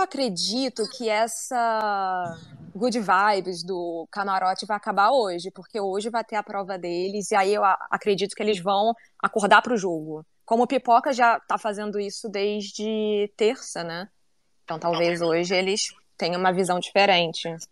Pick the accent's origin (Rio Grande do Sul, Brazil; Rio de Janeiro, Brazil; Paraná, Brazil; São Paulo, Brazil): Rio de Janeiro, Brazil; eu sou carioca